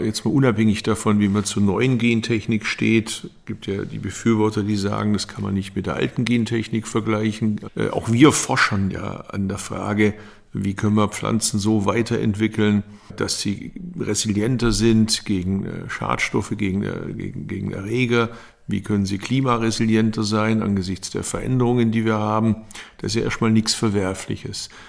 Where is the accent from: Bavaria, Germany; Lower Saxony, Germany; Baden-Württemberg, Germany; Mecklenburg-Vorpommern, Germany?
Baden-Württemberg, Germany; ich komme aus Baden-Württemberg